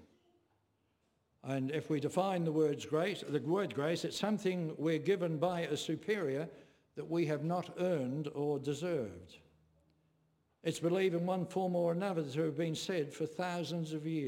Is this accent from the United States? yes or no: no; England, United Kingdom; when I was growing up in England